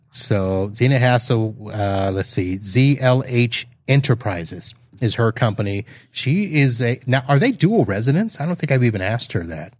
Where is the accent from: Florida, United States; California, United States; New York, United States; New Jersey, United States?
Florida, United States; Satellite Beach; my hometown of Satellite Beach, Florida